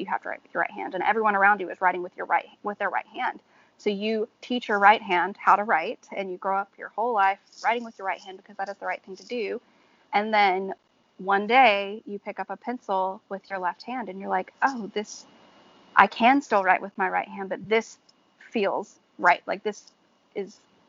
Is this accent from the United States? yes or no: yes; Georgia, United States; now in New Orleans, United States; I grew up in Georgia, so it was very Baptist